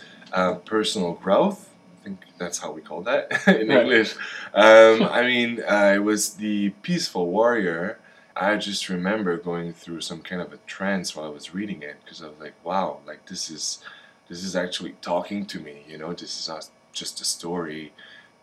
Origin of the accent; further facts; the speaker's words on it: Montreal, Quebec, Canada; moved away as an adult; now in Vancouver, Canada; I am from Montreal on the East Coast, and I ended up in Vancouver for the film industry